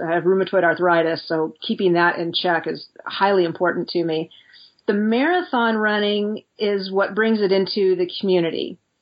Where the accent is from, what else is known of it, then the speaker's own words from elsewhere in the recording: United States; being an American